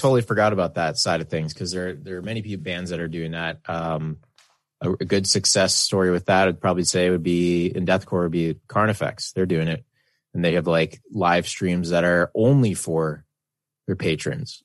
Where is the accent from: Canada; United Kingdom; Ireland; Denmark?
Canada; being Canadian